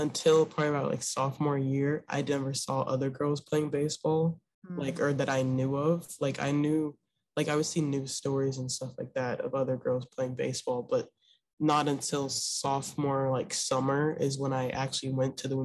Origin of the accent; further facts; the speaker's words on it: Memphis, Tennessee, United States; I'm from Memphis, Tennessee